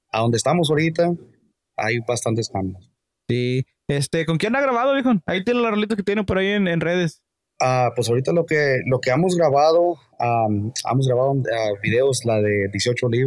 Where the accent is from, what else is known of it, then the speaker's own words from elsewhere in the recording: London, California, United States; Yo soy, yo soy de London, California. Ah, nacido acá. Soy nacido, ah, en, el, en el pueblo de London